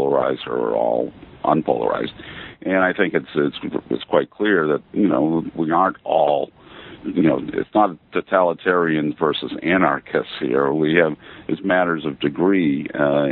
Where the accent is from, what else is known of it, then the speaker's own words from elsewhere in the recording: Maine, United States; moved away as an adult; also born or lived in Athens, Georgia / Baton Rouge, Louisiana / Buffalo, New York; I'm originally from Maine